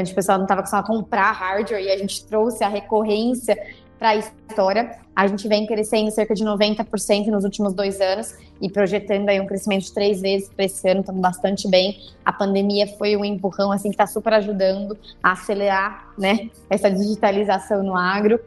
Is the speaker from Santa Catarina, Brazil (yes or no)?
no; Itajubá, Minas Gerais, Brazil; Eu sou do sul de Minas Gerais, sou de uma cidade que chama Itajubá